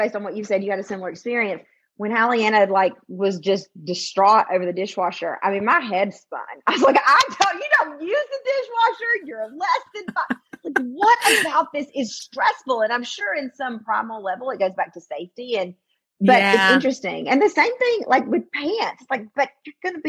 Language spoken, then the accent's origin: English; the South, United States; moved away as an adult; I grew up in the South